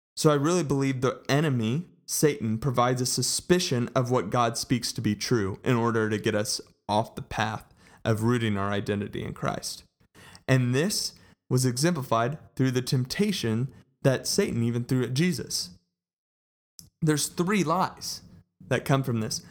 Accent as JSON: {"language": "English", "town": "Colleyville", "region": "Texas", "country": "United States", "tie": "born or raised there", "said": "I grew up in Colleyville, Texas, and went to Grapevine High School"}